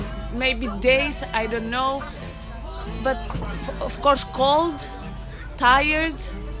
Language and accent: English; Greece; From Greece.